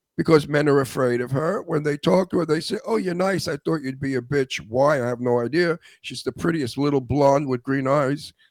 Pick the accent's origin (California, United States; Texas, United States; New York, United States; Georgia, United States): New York, United States; New York City; now in Palm Springs, United States; I'm from Brooklyn